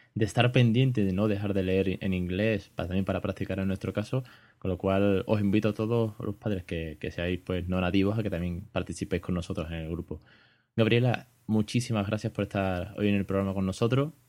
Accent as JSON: {"language": "Spanish", "country": "Spain", "said": "de España en este caso, que es de donde yo soy"}